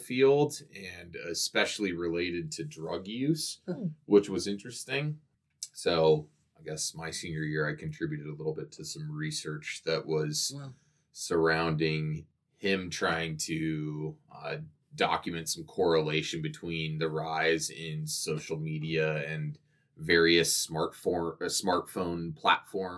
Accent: Coeur d'Alene, Idaho, United States; moved away as an adult; also born or lived in Missoula, Montana; I grew up in Coeur d'Alene. And I was born and raised there. So I lived there all the way till I graduated high school

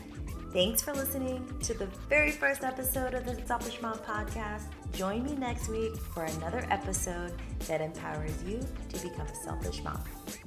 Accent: Japan; moved away; in Japan for a majority of my childhood, which is about 13 years, because my dad was in the Navy. Growing up in Japan in the 90s was special and shaped my outlook on life and values.

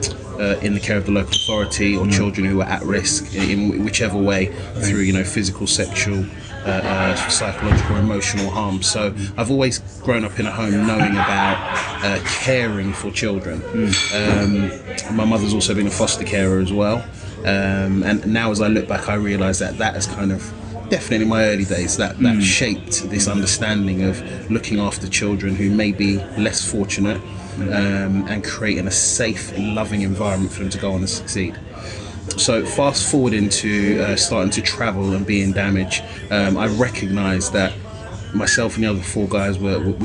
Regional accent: London, United Kingdom; I grew up in London

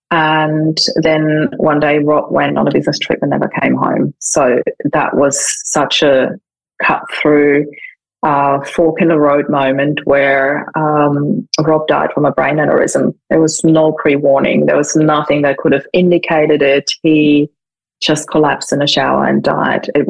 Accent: Vienna, Austria; moved away as an adult; now in Australia; I'm originally from Austria. I was born in Vienna and moved to Australia in 2004

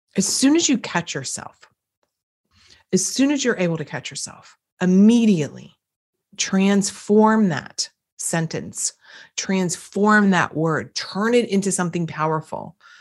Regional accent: East Coast, United States; accent: East Coast; my East Coast accent comes up every now and again when I'm tired

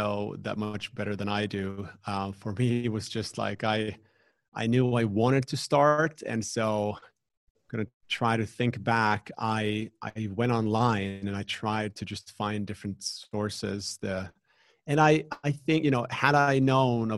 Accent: Finland; here in the Nordics, where I'm from Finland

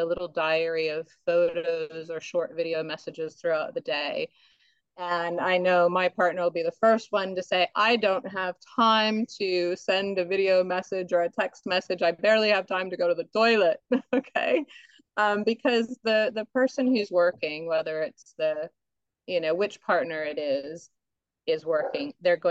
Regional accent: United States; now in Australia; I'm American

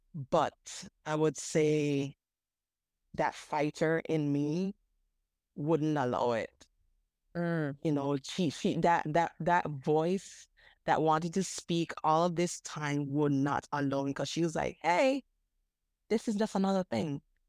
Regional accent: Jamaica; now in Virgin Islands; And I had to move back to my home country, the Virgin Islands. So dealing with, okay, growing up in Jamaica, and now I'm moving back to the Virgin Islands

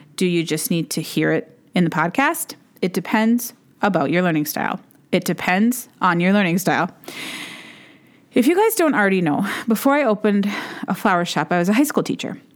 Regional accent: Duluth, Minnesota, United States; I started my own shop in my hometown of Duluth, Minnesota

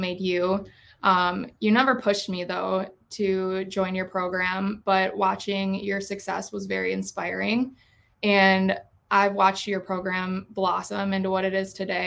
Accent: Lakeville, Minnesota, United States; moved away as an adult; now in Eau Claire, United States; I grew up here in Lakeville

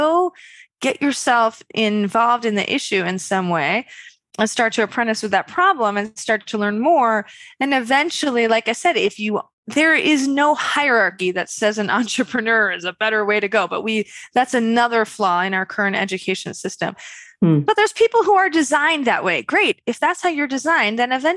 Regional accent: Westchester, New York, United States; I'm a woman from Westchester, New York.

